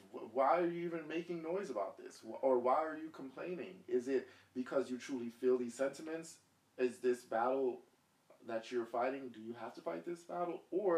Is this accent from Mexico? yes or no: no; Jamaica; and I'm going to be careful with this, because I am Jamaican.